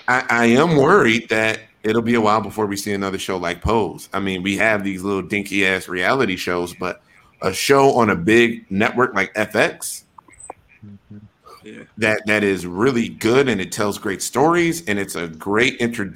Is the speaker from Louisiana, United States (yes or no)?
no; Wisconsin, United States; also born or lived in Atlanta / Denver / Houston / Chicago; I'm a nigga from Wisconsin. We ain't got no goddamn Ballroom out there.